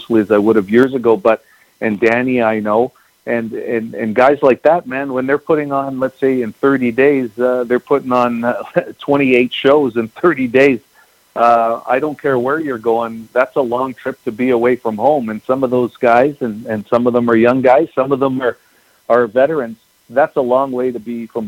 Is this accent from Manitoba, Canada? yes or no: yes; Winnipeg, Manitoba, Canada; I grew up in Winnipeg, I spent my entire life here.